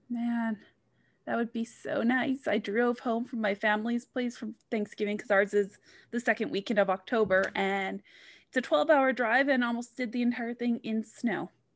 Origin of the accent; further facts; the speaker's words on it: Vancouver, British Columbia, Canada; I grew up in Vancouver, so I grew up surrounded by the mountains